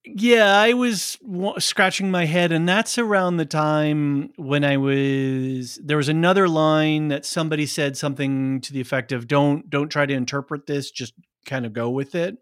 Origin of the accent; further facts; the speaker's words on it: Portland, Oregon, United States; I grew up in Portland, Oregon